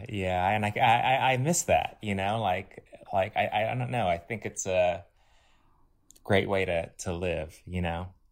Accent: Los Angeles, California, United States; I grew up kind of in West L

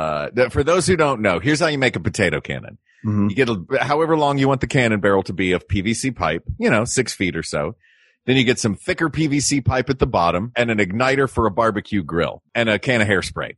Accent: Tennessee, United States; I am from Tennessee.

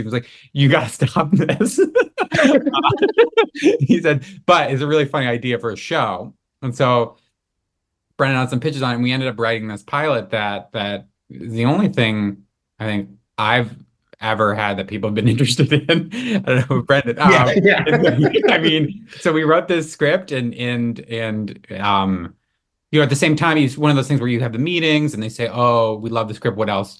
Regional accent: Massachusetts, United States; now in Los Angeles, United States; So I am from Massachusetts, and you know, I'd always wanted to write television comedy. Moved out to LA.

